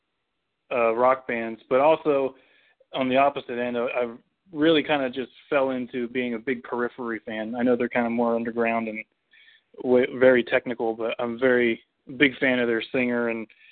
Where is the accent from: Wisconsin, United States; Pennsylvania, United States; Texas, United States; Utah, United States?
Pennsylvania, United States; moved away; I grew up in Pennsylvania